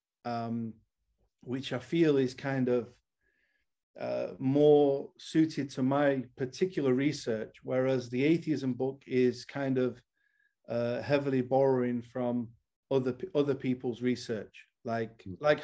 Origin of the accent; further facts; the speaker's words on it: Manchester, North West England, United Kingdom; I'm from Manchester, England